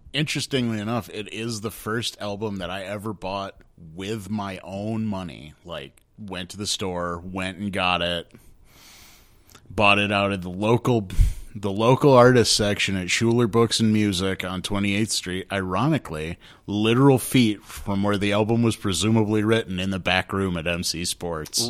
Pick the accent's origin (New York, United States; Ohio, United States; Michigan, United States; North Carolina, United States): Michigan, United States; Grand Rapids; my hometown here in Grand Rapids